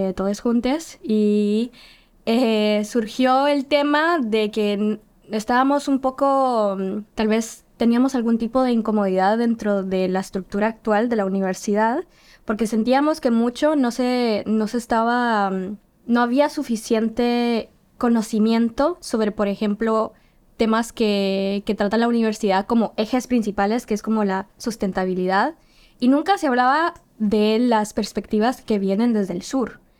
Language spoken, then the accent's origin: Spanish; Guatemala; now in Helsinki, Finland; yo soy guatemalteca, vengo de Guatemala